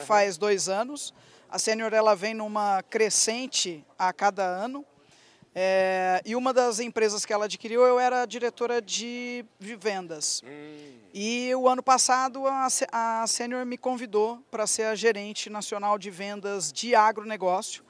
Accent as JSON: {"language": "Portuguese", "town": "Ribeirão Preto", "region": "São Paulo", "country": "Brazil", "tie": "born or raised there", "said": "Nasci em Ribeirão Preto, sou filha de produtor"}